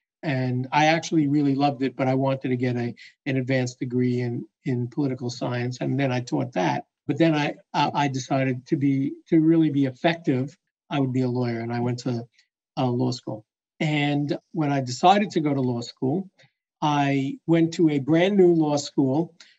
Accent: Brooklyn, New York, United States; I grew up in Brooklyn, New York. You might not be able to tell that from my accent, but I spent my formative years there

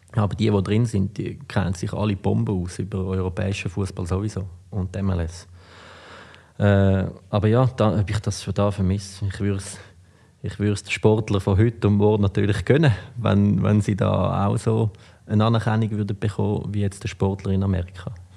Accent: Switzerland; moved away as an adult; also born or lived in United States; ich bin halt da aufgewachsen

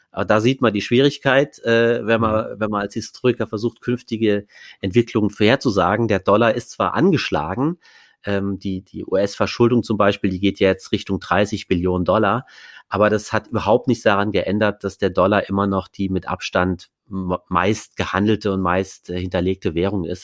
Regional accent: Saarland, Germany; now in Berlin, Germany; Das ist meine Heimat, das kleinste Bundesland

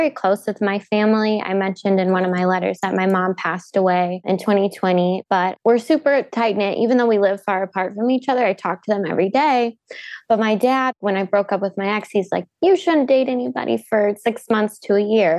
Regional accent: South Carolina, United States; moved away as an adult; now in Michigan, United States; I'm not from here. I'm from South Carolina

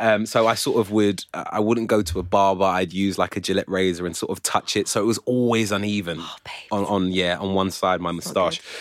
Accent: London, United Kingdom; I was born and raised around here in North London, yeah. and then when I was 14, I crossed the river and moved to Southeast London

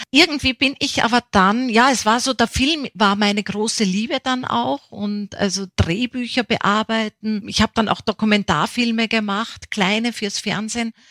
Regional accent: Upper Austria, Austria; also born or lived in Bavaria; weil mein Vater ist ja Niederösterreicher, 100 Kilometer Kilometer Wiener. Meine Mutter stammt aus Bayern und aufgewachsen bin ich dann in Oberösterreich.

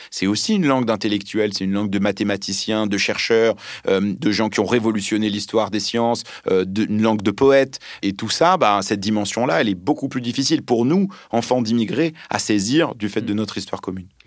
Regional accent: France; first language Arabic; French is a second language; also born or lived in Lebanon; moi je suis né euh, au Liban, qu'on me parlait l'arabe quand j'étais petit, et puis arrivé en France à l'âge de 4 ans

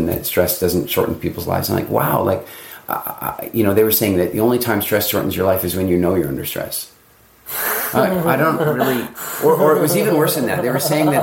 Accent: South Africa; I was born in South Africa. My family's been in South Africa.

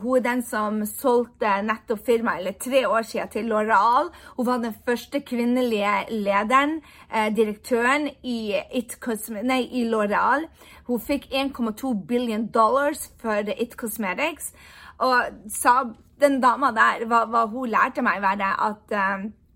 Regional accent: Norway; moved away as an adult; also born or lived in United States; jeg har bodd borte fra Norge i ni år

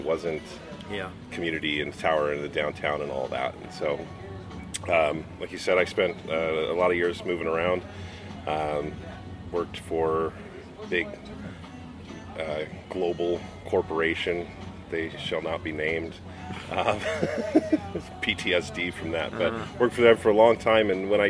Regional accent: Phoenix, Arizona, United States; moved away as an adult; also born or lived in Portland; now in Fresno, United States; growing up in Phoenix

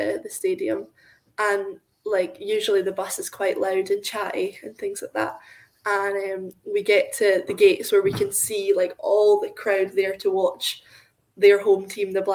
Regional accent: Scotland, United Kingdom; we're from Scotland

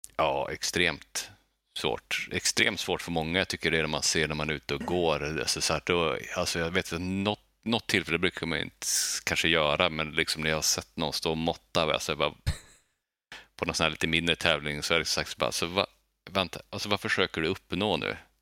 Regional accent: Skellefteå, Västerbotten County, Sweden; now in Gothenburg, Sweden; jag är uppvuxen i Bergsbyn

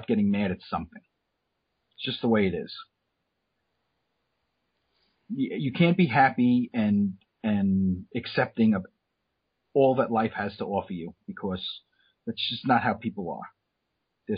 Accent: New York, United States; moved away; as a New Yorker

